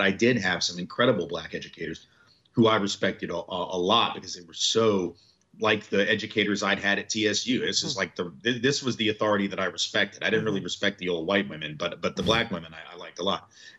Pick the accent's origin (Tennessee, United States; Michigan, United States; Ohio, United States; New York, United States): Tennessee, United States; Nashville; So I'm from the South. I've always lived in the South. You know, I'm from Nashville, Tennessee.